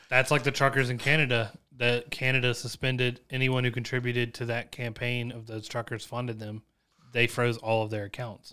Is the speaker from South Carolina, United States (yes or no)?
yes; Chapin, South Carolina, United States; I come from Chapin, South Carolina, where my economics was taught by my football coach